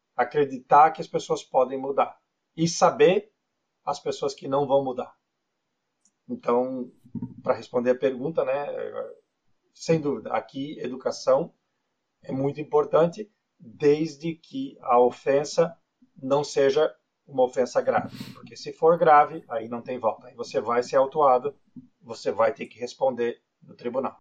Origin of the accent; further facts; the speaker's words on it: Brazil; moved away as an adult; also born or lived in Florianópolis; now in Canada; Eu nasci no Brasil, eu morei a maior parte da minha vida no Brasil